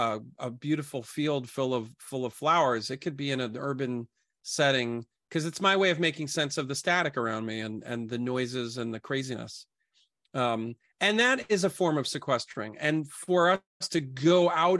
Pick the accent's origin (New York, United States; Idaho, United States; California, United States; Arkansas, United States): New York, United States; New York City; I grew up in Brooklyn, Coney Island.